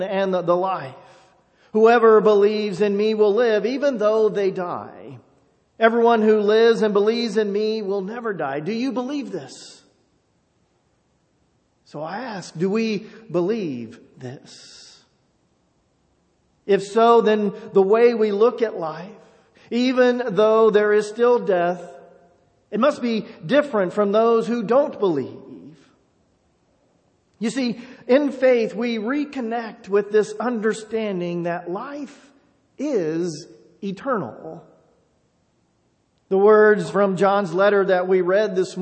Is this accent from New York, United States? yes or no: no; Enon, Ohio, United States; moved away; growing up in a small town, growing up in Enon